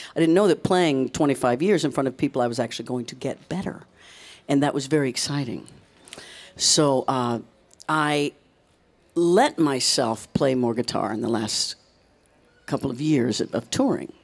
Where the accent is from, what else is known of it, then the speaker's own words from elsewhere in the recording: Leavenworth, Kansas, United States; moved away; also born or lived in Boston / New York City; I grew up in Leavenworth, Kansas, which is right outside of Kansas City